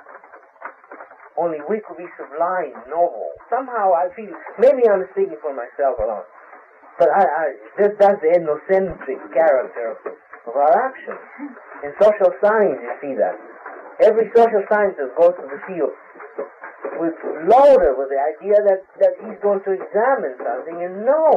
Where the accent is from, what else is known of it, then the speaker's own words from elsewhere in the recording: Brazil; moved away; I'm from Brazil. I was born in Brazil. My grandparents are Italian